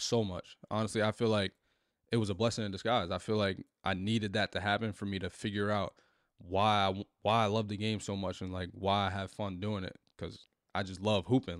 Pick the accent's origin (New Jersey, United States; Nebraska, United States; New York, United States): New Jersey, United States; Newark; growing up in, in Newark